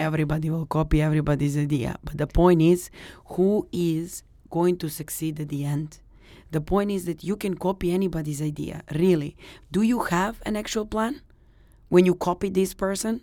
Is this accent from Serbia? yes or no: yes; Serbia; now in Dubai, United Arab Emirates; I'm from Serbia